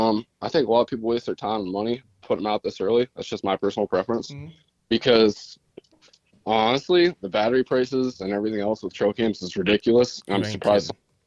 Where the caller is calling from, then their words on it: Pennsylvania, United States; I'm from Duke Boys, PA area.